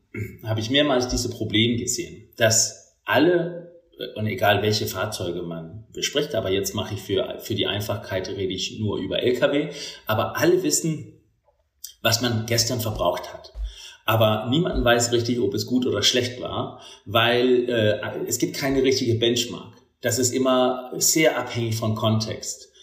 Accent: Denmark; German is a second language; moved away as an adult; now in Germany; ich bin gebürtiger Däne, das hört man vielleicht auch manchmal.

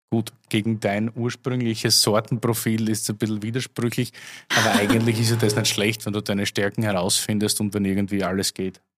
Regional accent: Austria; Das Problem gab es ja bei uns zu Hause in Österreich auch.

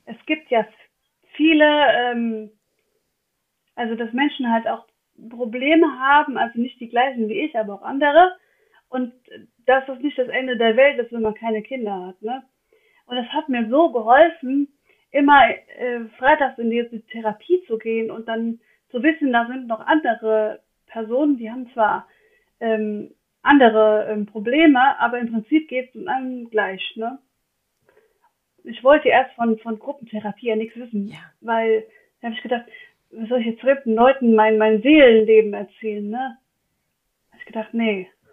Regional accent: Westerwald, Rhineland-Palatinate, Germany; ich bin aus dem Westerwald

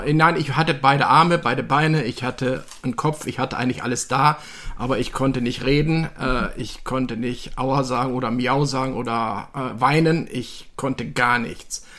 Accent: Düsseldorf, North Rhine-Westphalia, Germany; ich bin äh, 1957 in Düsseldorf geboren worden

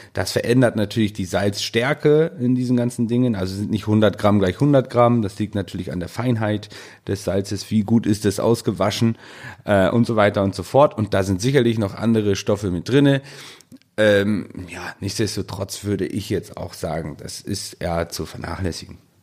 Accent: Northern Germany, Germany; bei uns, hier bei uns im Norden

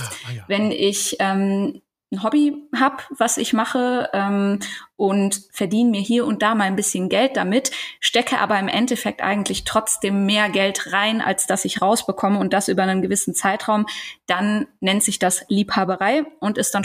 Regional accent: Eifel / Cologne area, North Rhine-Westphalia, Germany; now in Ruhr area, Germany; ich komme nicht aus dem Ruhrgebiet, ich wohne da jetzt. Ich komme aber eigentlich ah. eher aus der Eifeler Kölner Ecke

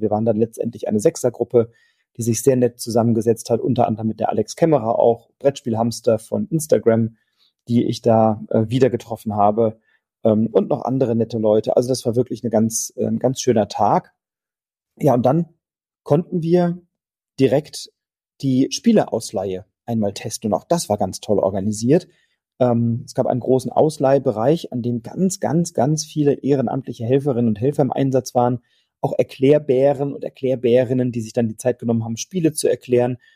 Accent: Wiesbaden, Hesse, Germany; von Wiesbaden, von meiner Heimatstadt

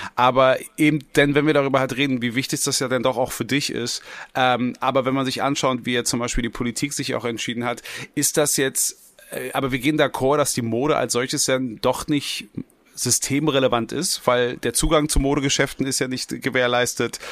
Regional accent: Berlin, Germany; ich als als gebürtiger Westberliner

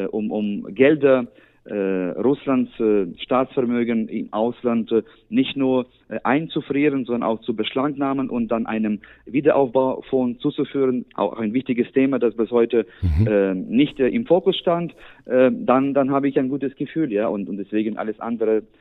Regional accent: Ukraine; now in Germany; dass wir hier in Deutschland noch äh, etwas für, für meine Heimat äh, erreichen können

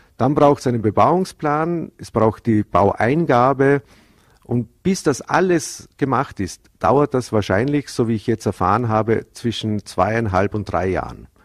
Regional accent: Bregenz, Vorarlberg, Austria; in meiner Heimatstadt, in, in der Landeshauptstadt

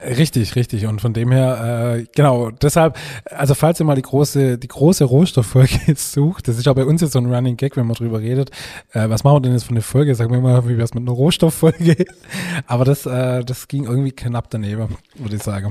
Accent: Baden-Württemberg, Germany; born or raised there

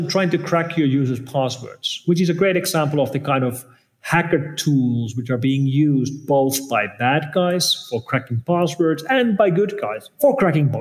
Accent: Finland; I'm coming from Finland, which is where Linus Torvalds of Linux fame is from

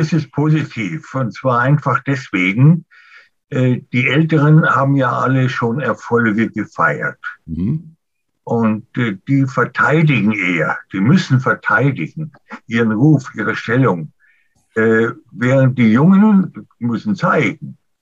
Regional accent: Germany; bei uns in Deutschland

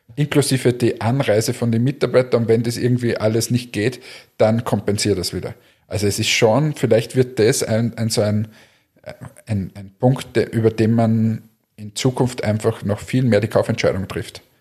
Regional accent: Linz, Upper Austria, Austria; ich als Linzer

